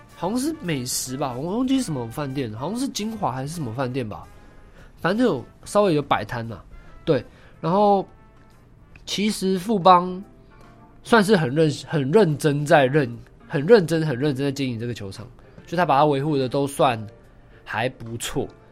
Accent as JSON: {"language": "Chinese", "region": "Taipei", "country": "Taiwan", "said": "我是台北人"}